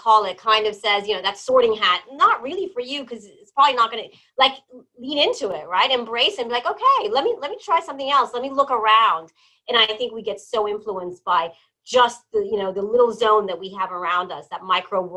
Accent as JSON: {"language": "English", "region": "New Jersey", "country": "United States", "tie": "born or raised there", "also_born_or_lived": "Iran / Malta", "said": "I was born in Iran, but I grew up in New Jersey"}